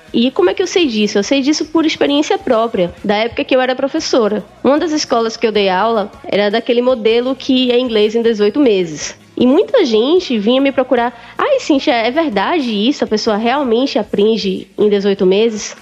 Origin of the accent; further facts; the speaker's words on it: Northeast Region, Brazil; accent: nordestina; eles não perceberam o meu sotaque de nordestina